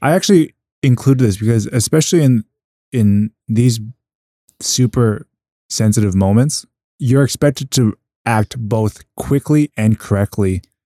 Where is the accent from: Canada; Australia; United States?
Canada; Edmonton, Alberta; moved away as an adult; now in Hong Kong; I grew up around Chinatowns in Edmonton